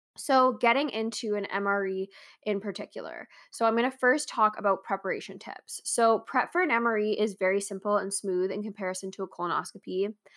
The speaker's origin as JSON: {"language": "English", "country": "Canada"}